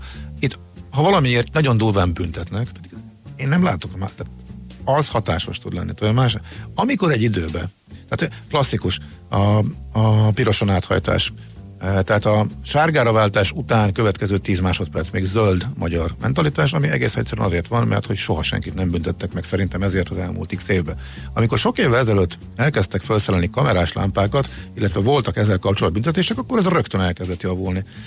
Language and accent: Hungarian; Hungary; oda mész magyarként